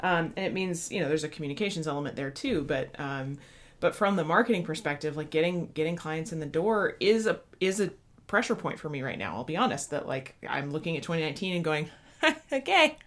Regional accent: Midwest, United States; as a Midwesterner

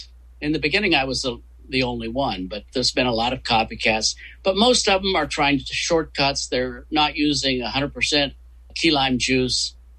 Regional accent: West Virginia, United States; West Virginia.

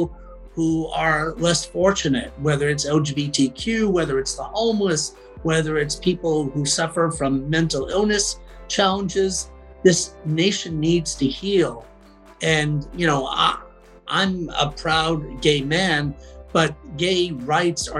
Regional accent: Boston, Massachusetts, United States; I had to unlearn a lot of what I had been told in suburban Boston

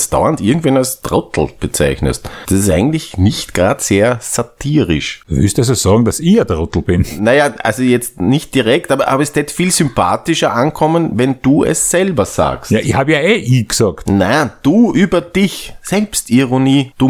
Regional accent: Austria; Also bei uns in Österreich? Ja, wir waren, wir waren ein Kaiserreich.

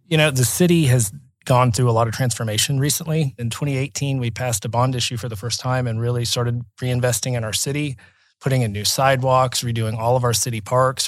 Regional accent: Oklahoma City, Oklahoma, United States; I grew up in Oklahoma City, my parents live in Crown Heights

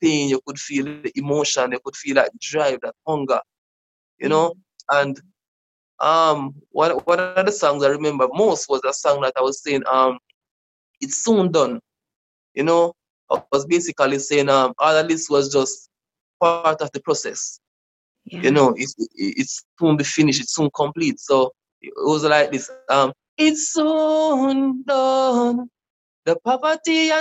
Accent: Manchester Parish, Jamaica; moved away as an adult; now in Kingston, Jamaica; I was born in Manchester. That's another parish in Jamaica. That's more rural. So then I moved to Kingston in 2009

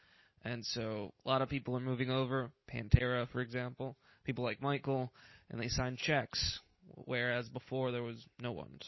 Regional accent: Puerto Rico; I was born and raised in Puerto Rico.

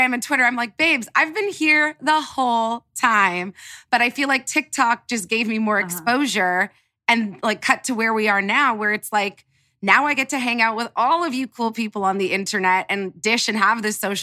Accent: Canada; moved away as an adult; now in Los Angeles, United States; I'm Canadian

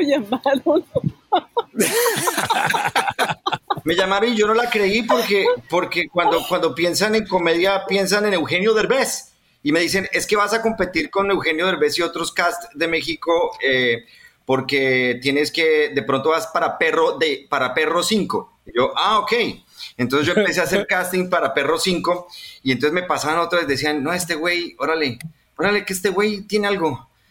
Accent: Colombia; yo como colombiano estoy en los suburbios

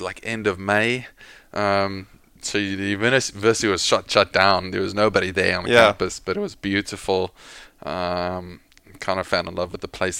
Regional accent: Cape Town, Western Cape, South Africa; born there; also born or lived in Pretoria; We moved around quite a lot as a kid. Spent 4 years in Cape Town. Obviously, don't remember much of it.

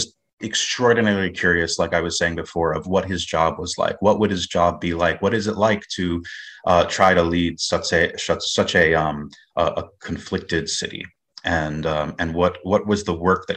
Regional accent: United States; also born or lived in New York; thinking still as an American

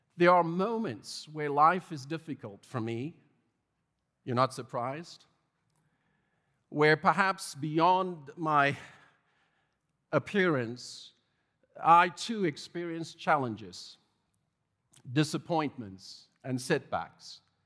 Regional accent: South Africa; growing up in South Africa

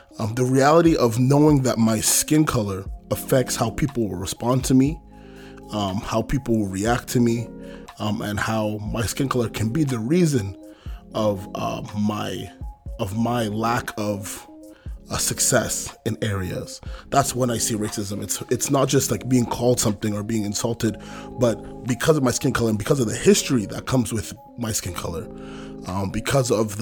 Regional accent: British Columbia, Canada; I am a Canadian born, but from West Africa. Ghana is where my parents are from, and they immigrated here in the early 90s. And since then, my family, we've been living here, and this is where I was raised

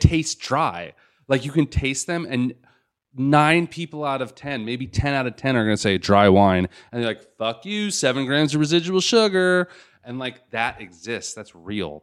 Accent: Los Angeles, California, United States; I was born in Los Angeles

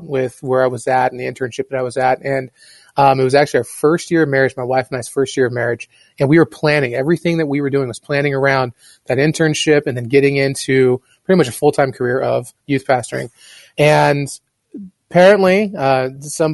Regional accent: Portland, Oregon, United States; now in Mountain Home, United States; I'm from Portland, Oregon.

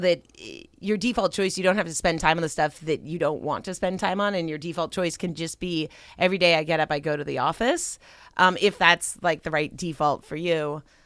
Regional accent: Pasadena, California, United States; moved away as an adult; also born or lived in Silicon Valley; I grew up in Southern California. I grew up in Pasadena. But man, it's different being back as an adult.

